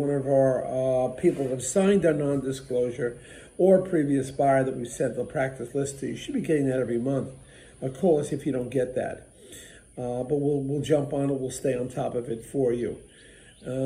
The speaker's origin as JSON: {"language": "English", "region": "New Jersey", "country": "United States", "said": "I'm from New Jersey"}